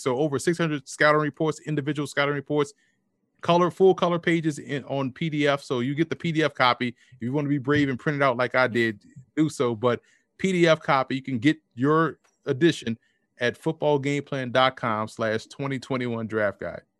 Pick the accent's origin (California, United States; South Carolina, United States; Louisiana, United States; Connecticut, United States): Louisiana, United States; New Orleans; I'm from Louisiana, from New Orleans, where I, I knew more French than I knew anything